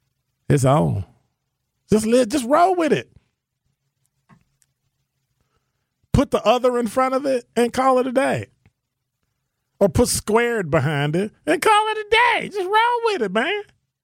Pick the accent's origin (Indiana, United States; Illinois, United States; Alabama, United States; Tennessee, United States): Illinois, United States; My home state is Illinois.